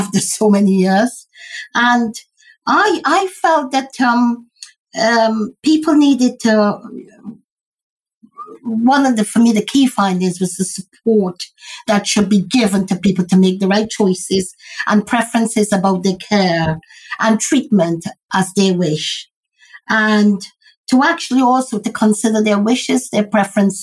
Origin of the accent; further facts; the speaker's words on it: Guyana; now in United Kingdom; I'm originated from Guyana, British Guyana. And so as a Guyanese person living in this country